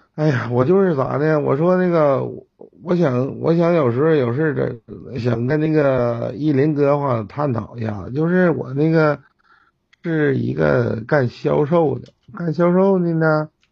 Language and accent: Chinese; Jinzhou, Liaoning, China; 我从小是在锦州长大的啊，在劳保小学哎后边的那个劳保小学，辽宁安一纪念馆，劳保小学那儿